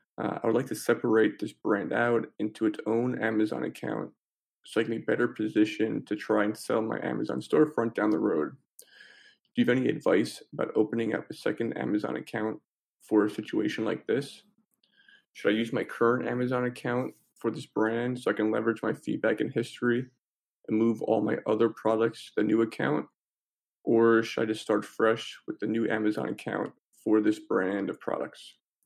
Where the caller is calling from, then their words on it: New York, United States; I'm calling in from New York.